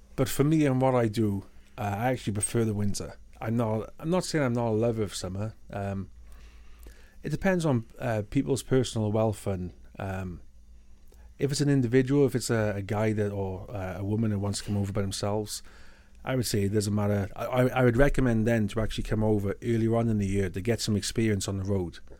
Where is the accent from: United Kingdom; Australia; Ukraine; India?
United Kingdom; first language English; moved away as an adult; now in Canada; I'm British, I got British citizenship